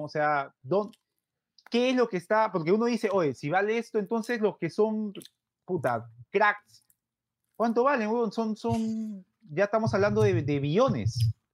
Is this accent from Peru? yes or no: yes; Peru; como hincha peruano, y gordo